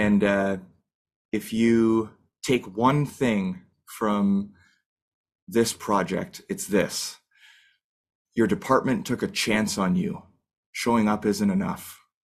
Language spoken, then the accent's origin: English; Canada; as a Canadian